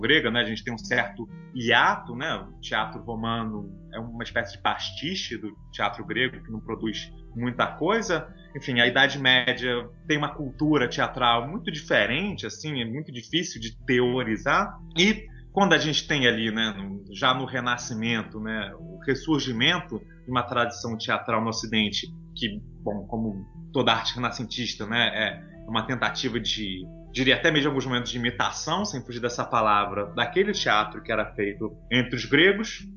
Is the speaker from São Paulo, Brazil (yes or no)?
no; Niterói, Rio de Janeiro, Brazil; eu sou de Niterói, no Rio de Janeiro.